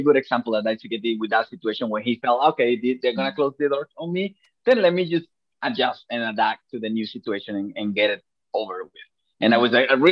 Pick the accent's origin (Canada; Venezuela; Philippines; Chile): Venezuela; now in Japan; I'm from Venezuela